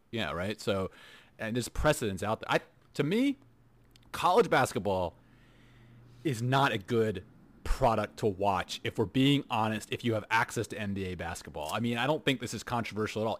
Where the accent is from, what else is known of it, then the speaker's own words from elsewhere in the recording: Houston, Texas, United States; now in Netherlands; We grew up in Houston